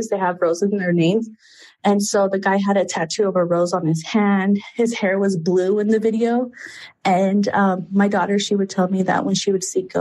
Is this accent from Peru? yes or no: yes; Peru; born there; and I was born in Peru, but I just, yeah.